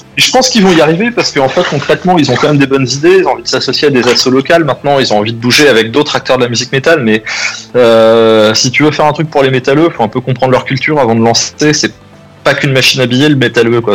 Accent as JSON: {"language": "French", "country": "France", "said": "on est français"}